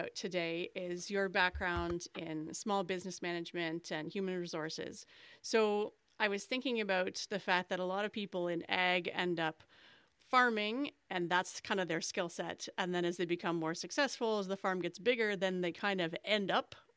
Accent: Canada; I'm the Canadian co-host, and poutine is definitely a staple here

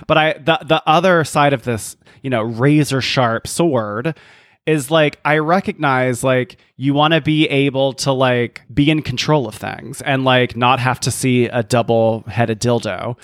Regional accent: the South, United States; as a Southerner

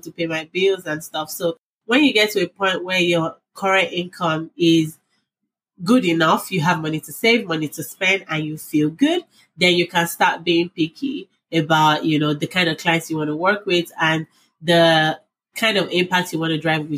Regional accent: Nigeria; moved away as an adult; now in United States; I grew up in Nigeria before I moved to the States like 6 years ago.

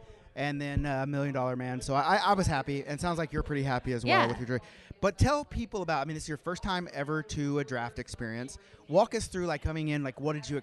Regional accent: Oklahoma City, Oklahoma, United States; it is home, and I get to bring something cool back to my home state where I started playing hockey

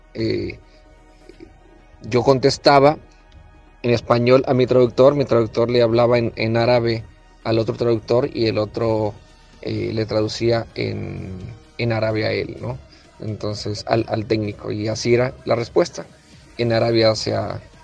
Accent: Culiacancito, Sinaloa, Mexico; De un pueblo de Culiacancito, eh, alejado de muchas cosas y estando en un lugar tan lejano de, mi tierra

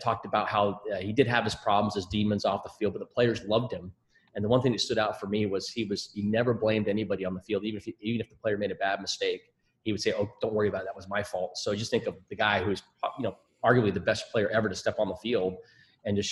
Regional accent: Scotland, United Kingdom; now in United States; I'm more American now than I am Scottish

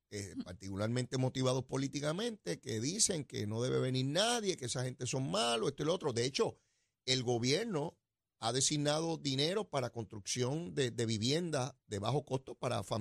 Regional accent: Guaynabo, Puerto Rico; No, de eso no soy, soy de acá, de Sonadora de Guainabo, de esos son los míos de acá.

